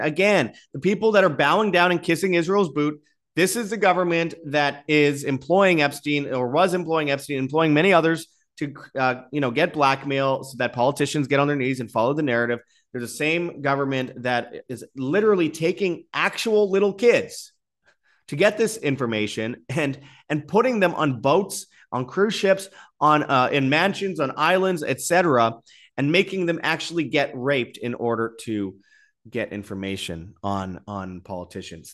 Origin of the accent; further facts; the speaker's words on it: Winnipeg, Manitoba, Canada; in Winnipeg, my hometown